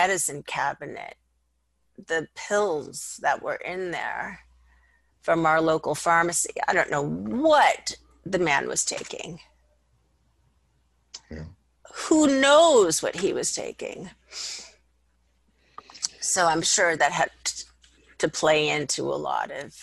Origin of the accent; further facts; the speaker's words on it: Los Angeles, California, United States; I grew up in North Hollywood, Studio City area. It would be called Valley Village now